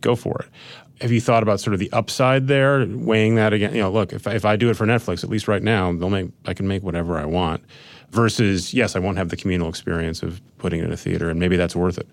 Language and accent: English; Minnesota, United States; Suburban Minnesota